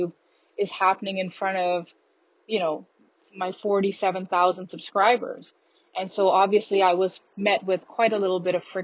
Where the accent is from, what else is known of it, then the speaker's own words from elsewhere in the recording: Canada; moved away as an adult; also born or lived in Australia; as a Canadian citizen